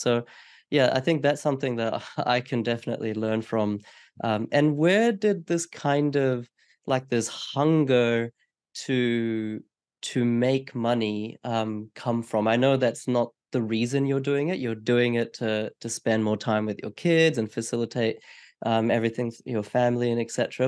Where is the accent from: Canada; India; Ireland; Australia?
Australia; as an Australian person